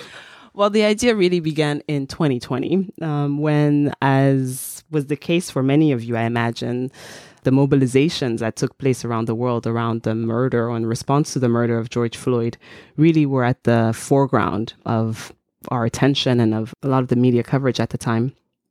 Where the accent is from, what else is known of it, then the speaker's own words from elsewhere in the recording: Togo; also born or lived in United States; I am Togolese American.